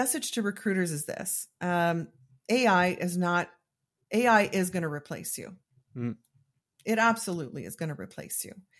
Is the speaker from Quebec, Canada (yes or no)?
no; Calgary, Alberta, Canada; I don't think there's too many. There's a few of us on there, but I'm the one from Calgary.